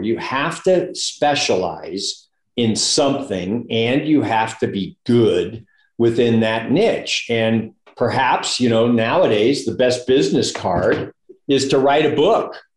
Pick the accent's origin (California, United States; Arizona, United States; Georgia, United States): California, United States; San Francisco Bay Area; moved away as an adult; now in Reno, United States; I grew up in the San Francisco Bay Area, went to Berkeley